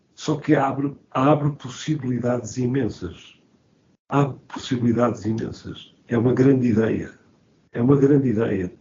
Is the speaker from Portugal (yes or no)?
yes; Porto, Norte, Portugal; now in Lisbon, Portugal; sou do Porto, mas vivo em Lisboa